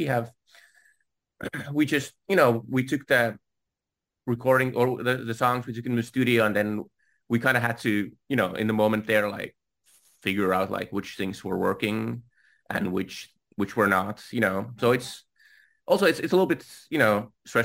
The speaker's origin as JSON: {"language": "English", "country": "Finland", "said": "I'm from Finland"}